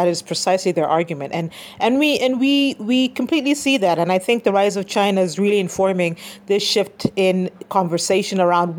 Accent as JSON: {"language": "English", "country": "Kenya"}